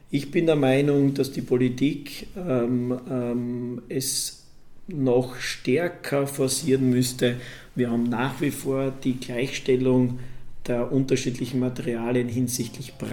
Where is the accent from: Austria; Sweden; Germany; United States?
Austria; Graz, Styria; Da war in meiner Heimatstadt Graz ein zweigeschossiger Holzbau nicht erlaubt.